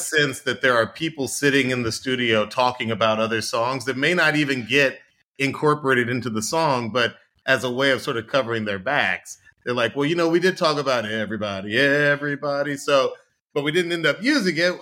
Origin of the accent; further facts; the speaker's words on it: Atlanta, Georgia, United States; I grew up in Atlanta